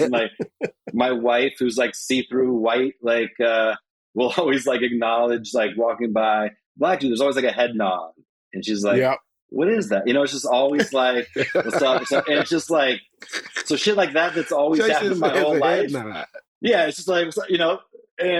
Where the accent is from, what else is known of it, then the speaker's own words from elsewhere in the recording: Reno, Nevada, United States; also born or lived in Las Vegas, Nevada; growing up in Reno